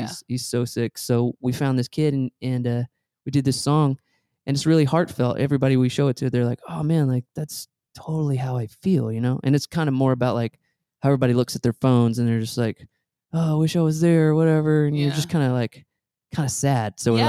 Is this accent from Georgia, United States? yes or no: yes; Atlanta, Georgia, United States; Like, we come from Atlanta.